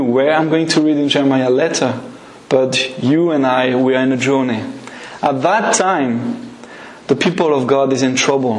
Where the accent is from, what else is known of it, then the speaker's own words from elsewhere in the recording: France; English is a second language; now in Scotland, United Kingdom; I'm not a product of Scotland, but of France. So that's why my accent is maybe